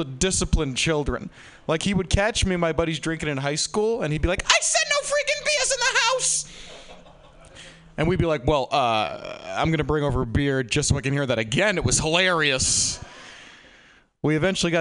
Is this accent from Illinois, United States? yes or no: no; Burlington, Massachusetts, United States; In my hometown of Burlington, Massachusetts